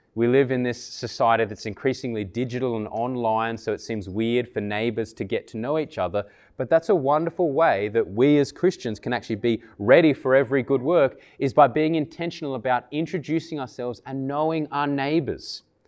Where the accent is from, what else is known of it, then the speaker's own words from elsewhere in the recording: Canberra, Australian Capital Territory, Australia; moved away; I grew up in Tuggeranong many years ago